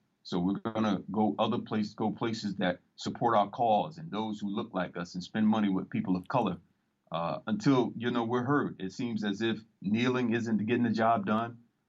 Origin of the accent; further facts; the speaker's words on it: Florida, United States; Tater Town is my neighborhood where I grew up in South Florida, man.